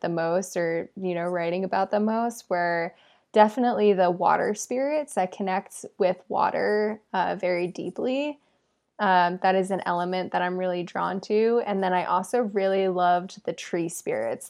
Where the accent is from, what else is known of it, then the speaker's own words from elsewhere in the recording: England, United Kingdom; my family is from England and I was born in England